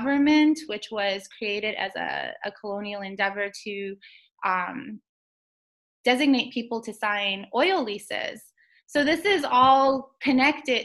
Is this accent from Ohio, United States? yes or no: no; Gallup, New Mexico, United States; moved away as an adult; now in Auckland, New Zealand; I am Diné from Gallup, New Mexico